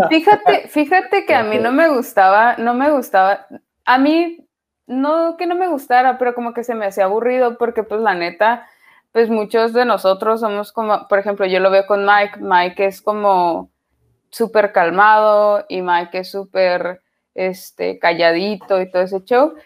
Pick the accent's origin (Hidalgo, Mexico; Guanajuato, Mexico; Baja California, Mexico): Baja California, Mexico; Tijuana; moved away as an adult; now in Netherlands; Nosotros en Tijuana pensamos que somos eh, gringos, pero pues la neta no, no. Seguimos siendo bien mexicanos